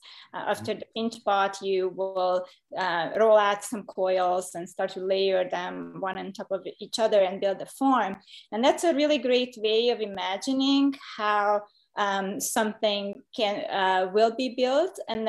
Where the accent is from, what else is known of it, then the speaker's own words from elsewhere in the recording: Hungary; moved away as an adult; now in United States; So I've been doing ceramics since 1993, when I came to the US from Hungary, and with a medical degree, I thought ceramics is just going to be a hobby